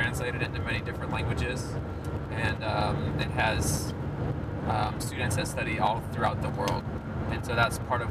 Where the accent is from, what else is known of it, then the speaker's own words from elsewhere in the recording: Illinois, United States; moved away as an adult; also born or lived in Dominican Republic; now in Panama; I spent most of my life as a child in the United States, and a good amount of it in the state of Illinois